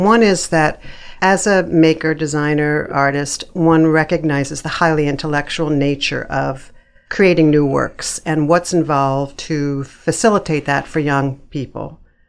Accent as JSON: {"language": "English", "town": "Philadelphia", "region": "Pennsylvania", "country": "United States", "tie": "born or raised there", "said": "Outside of Philadelphia, Pennsylvania."}